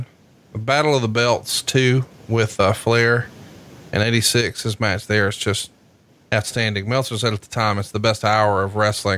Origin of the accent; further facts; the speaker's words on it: Alabama, United States; I'm from Alabama. I'm as redneck as it comes.